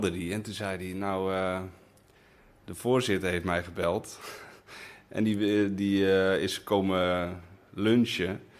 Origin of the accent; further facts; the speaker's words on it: Spain; Want ik, ik ben opgegroeid op Spaanse scholen met veel sport